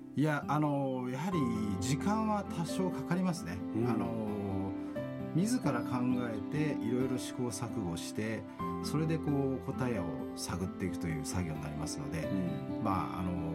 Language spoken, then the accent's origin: Japanese; Kanagawa, Japan; moved away as an adult; also born or lived in Australia; now in Okinawa, Japan; もともと私、神奈川の出身でして